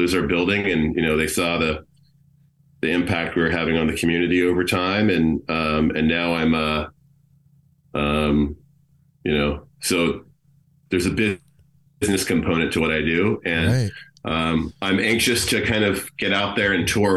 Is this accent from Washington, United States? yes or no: yes; Seattle, Washington, United States; born or raised there; also born or lived in South Africa / Hershey, Pennsylvania